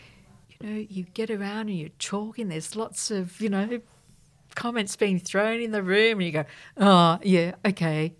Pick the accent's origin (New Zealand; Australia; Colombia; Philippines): Australia; Sydney, New South Wales; I was born and raised in La Perouse